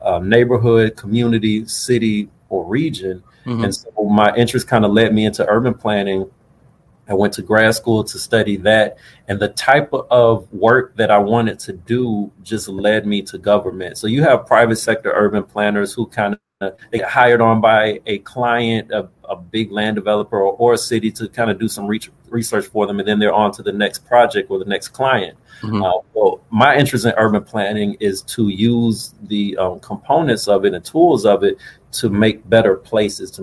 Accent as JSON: {"language": "English", "region": "Florida", "country": "United States", "tie": "born or raised there", "also_born_or_lived": "Fort Pierce, Florida / Boynton Beach, Florida / Pensacola, Florida / Virginia", "said": "I was born about a little less than an hour north of here in Fort Pierce, Florida. But I grew up more or less, or at least finished high school, about 40 minutes south of here in Boynton Beach. So I'm a native Floridian, and I've hopped around the state during my upbringing"}